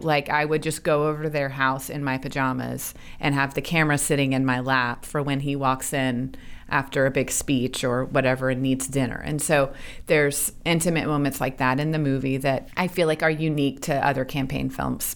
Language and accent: English; Little Rock, Arkansas, United States; moved away; growing up in Arkansas